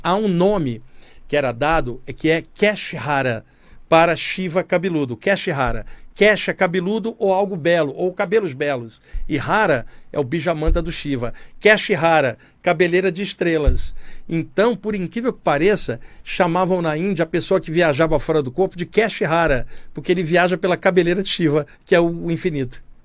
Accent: Brazil; Eu estou bem aqui como brasileiro

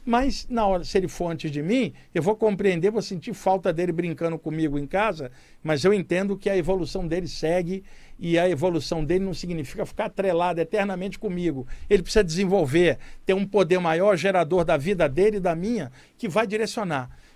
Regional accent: Duque de Caxias, Rio de Janeiro, Brazil; moved away; cresci em Duque de Caxias, de, de cara. Aqui? A minha área aí, o Gramacho

